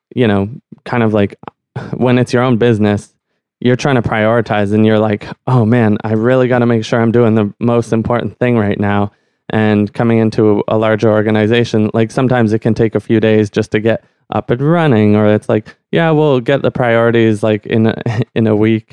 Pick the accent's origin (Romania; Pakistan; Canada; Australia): Canada; Ottawa, Ontario; growing up in Ottawa, you kind of, like, it's almost by default that you're an immersion